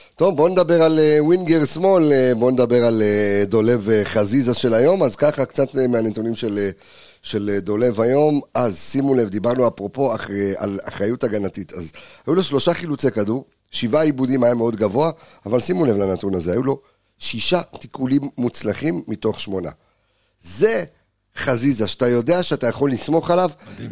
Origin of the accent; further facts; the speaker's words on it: Jerusalem, Jerusalem District, Israel; אני ירושלמי